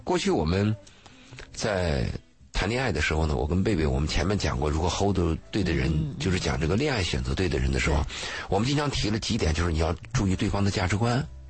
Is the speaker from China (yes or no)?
yes; China; 那我们中国人东方的概念就认为你们都夫妻了嘛，